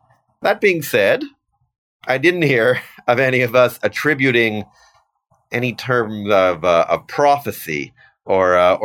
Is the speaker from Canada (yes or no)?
yes; Canada; also born or lived in Vancouver / Toronto / Ottawa; I'm your Canadian representative